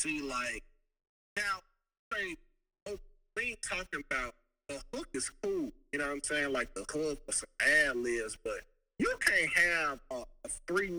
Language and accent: English; Mississippi, United States; I'm from Mississippi